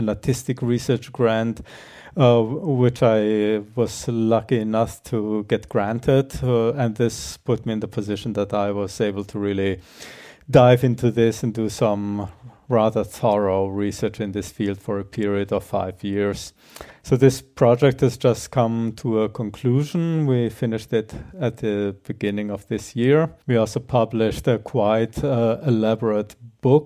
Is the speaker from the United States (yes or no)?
no; Germany; also born or lived in Croatia / Netherlands / Austria; now in Graz, Austria; originally I'm from Croatia, grew up in Germany, spent a lot of time in the Netherlands before I ended up in Austria.